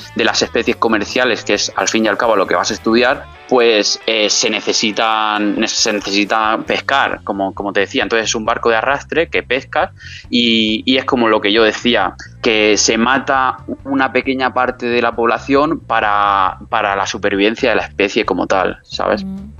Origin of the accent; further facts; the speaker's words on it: San Miguel de Salinas, Valencian Community, Spain; moved away as an adult; also born or lived in Murcia / England; now in Madrid, Spain; hasta el año pasado yo estaba viviendo en, mi pueblo, en San Miguel de Salinas